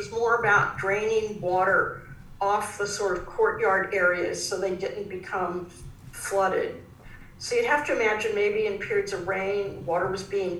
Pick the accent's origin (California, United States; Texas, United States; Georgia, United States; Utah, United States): California, United States; now in Melbourne, Australia; I come from California, where we have earthquakes